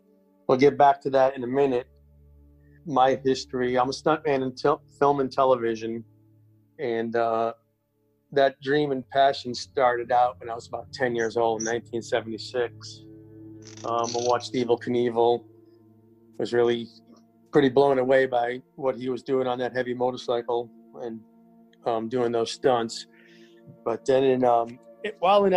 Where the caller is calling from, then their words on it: Wilmington, North Carolina, United States; calling from Wilmington, North Carolina